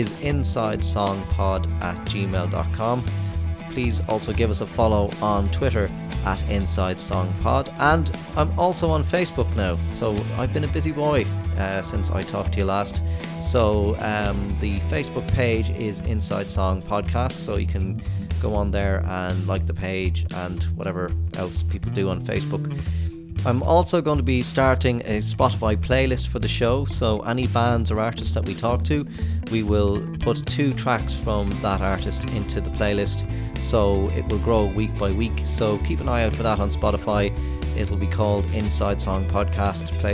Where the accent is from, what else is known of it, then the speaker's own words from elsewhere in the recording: Roscommon, Connacht, Ireland; now in Dublin, Ireland; I'm from Roscommon myself, so a bit further west.